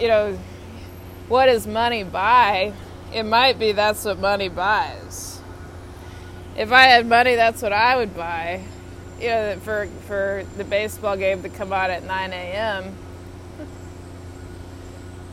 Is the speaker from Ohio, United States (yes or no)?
no; Texas, United States; moved away; I'm from Texas originally